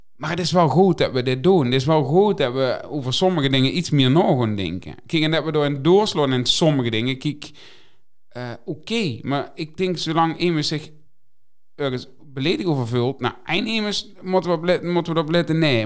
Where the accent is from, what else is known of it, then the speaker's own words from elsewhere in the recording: Limburg, Netherlands; ik ben een Limburger